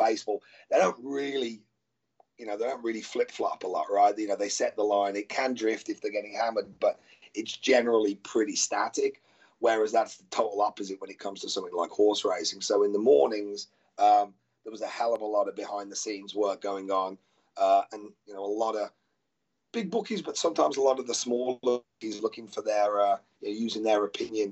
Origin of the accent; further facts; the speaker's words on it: Birmingham, West Midlands, United Kingdom; moved away; Obviously I'm from Birmingham. So was my dad and my granddad